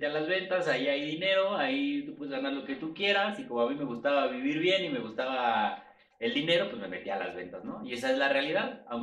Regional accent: Mexico City, Mexico; tengo 32 años, soy de la Ciudad de México

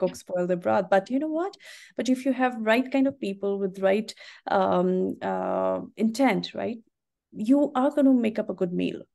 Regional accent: North India, India; moved away; I am from India and, uh, tea was what, you know, we grew up drinking

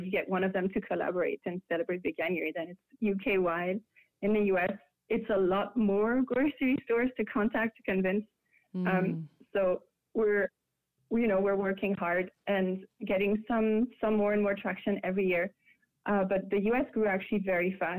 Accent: France; moved away as an adult; now in United States; it was really scary in France when I said I was gonna be vegetarian

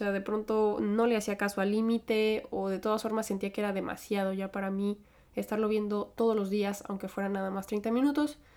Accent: United States; born there; Yo nací en Estados Unidos porque mis papás fueron inmigrantes.

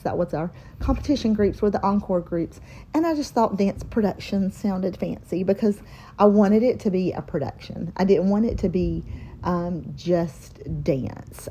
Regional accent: Mount Holly, North Carolina, United States; Born and raised in Mount Holly, North Carolina, small town living

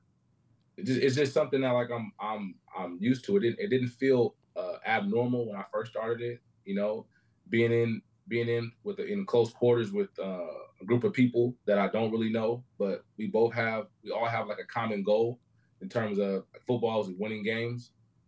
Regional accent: Fairfield, California, United States; now in Sacramento, United States; I'm from Fairfield, California.

